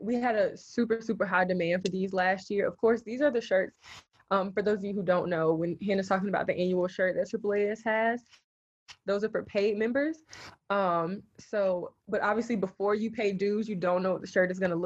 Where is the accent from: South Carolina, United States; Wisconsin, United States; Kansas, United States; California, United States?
South Carolina, United States; Spartanburg; I'm from Spartanburg, South Carolina